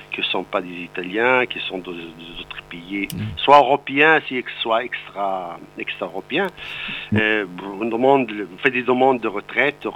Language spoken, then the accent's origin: French; Morocco; French is a second language; moved away as an adult; also born or lived in Montpellier, France; now in Italy; moi, je suis, je suis d'origine euh, marocaine. Je suis né au Maroc sur les montagnes de l'Atlas. J'ai fait l'université au Maroc